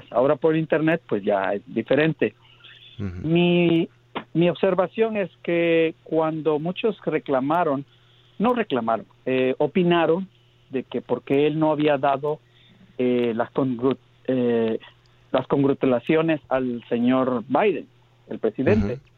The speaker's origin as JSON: {"language": "Spanish", "country": "Guatemala", "moved": "yes", "said": "no soy mexicano, soy centroamericano de Guatemala, viviendo acá hace muchos años. Vine joven"}